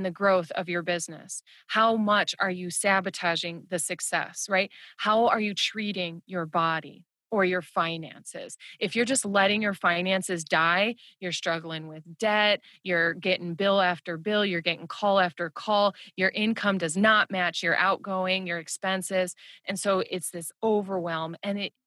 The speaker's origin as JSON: {"language": "English", "region": "Midwest", "country": "United States", "tie": "born or raised there", "said": "growing up in the Midwest"}